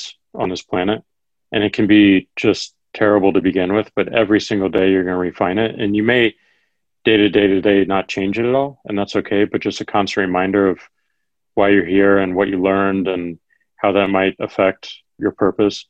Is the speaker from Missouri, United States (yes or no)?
yes; Missouri, United States; Missouri, my home state